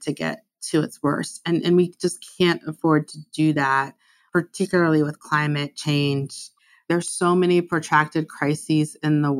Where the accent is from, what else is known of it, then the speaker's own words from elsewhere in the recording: United States; I'm American